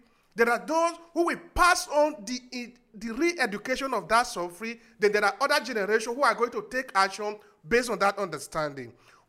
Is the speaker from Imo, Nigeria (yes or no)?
no; Edo, Nigeria; now in Italy; I'm from Nigeria, I'm from Edo State